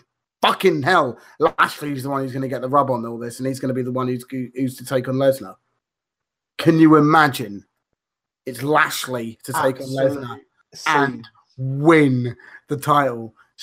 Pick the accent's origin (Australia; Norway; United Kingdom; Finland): United Kingdom; Scotland; sheep thinks Wales, mate. I'm from Scotland.